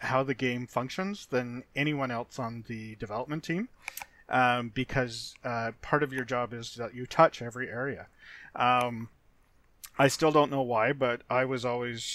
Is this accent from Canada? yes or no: yes; Canada; I am Canadian